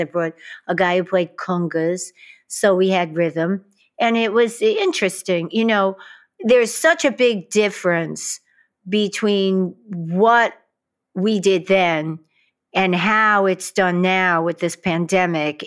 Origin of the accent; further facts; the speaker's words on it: New York City, New York, United States; growing up in Queens, in Brooklyn